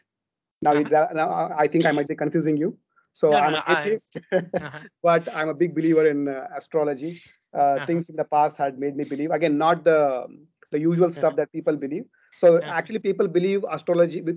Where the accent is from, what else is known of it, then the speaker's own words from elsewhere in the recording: Hubli, Karnataka, India; moved away as an adult; also born or lived in Qatar / UAE; right now I'm staying in my hometown, Hubli.